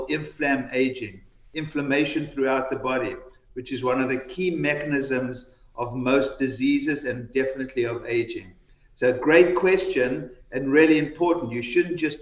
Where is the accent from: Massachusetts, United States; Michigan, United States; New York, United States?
New York, United States; New York City; I'm from New York